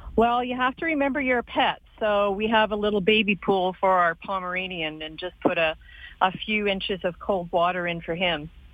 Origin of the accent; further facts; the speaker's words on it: Drumheller, Alberta, Canada; I grew up in Drumheller.